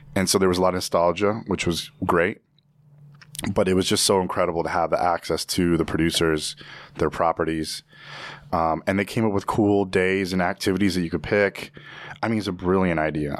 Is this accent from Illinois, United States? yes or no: yes; Evanston, Illinois, United States; also born or lived in Virginia; growing up in Evanston, I was in very much of in a bubble.